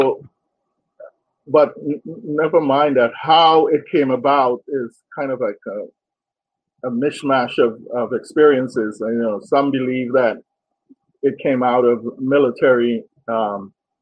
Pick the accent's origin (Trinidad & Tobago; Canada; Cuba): Trinidad & Tobago; Mayaro, Mayaro–Rio Claro; moved away; I actually grew up in a traditional African village in Trinidad known as Mayaro